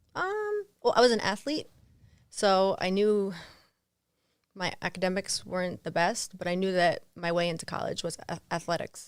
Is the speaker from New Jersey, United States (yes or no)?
yes; East Brunswick, New Jersey, United States; I grew up in New Jersey.